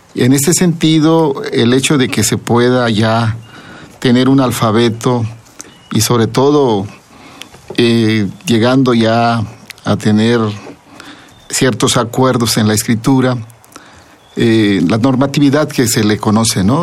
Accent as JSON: {"language": "Spanish", "area": "Zapotec", "region": "Oaxaca", "country": "Mexico", "first_language": "Zapotec", "second_language": "Spanish", "said": "para nosotros los zapotecas, la poesía está presente ahí en nuestra lengua"}